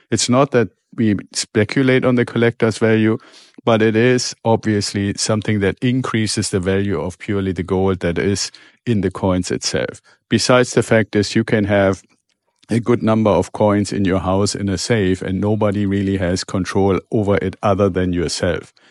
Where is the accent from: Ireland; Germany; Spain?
Germany; moved away; I'm originally from Germany